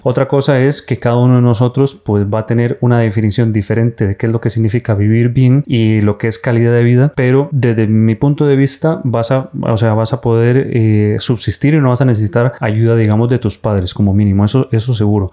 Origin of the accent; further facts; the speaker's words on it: Costa Rica; moved away as an adult; now in Spain; soy médico de Costa Costa Rica, pero formado aquí en España como urólogo